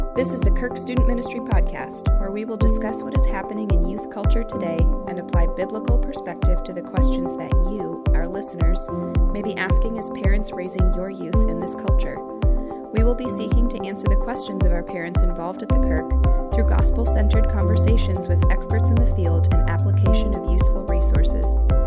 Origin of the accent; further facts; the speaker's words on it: St. Louis, Missouri, United States; I grew up in St. Louis and attended a public school, Brentwood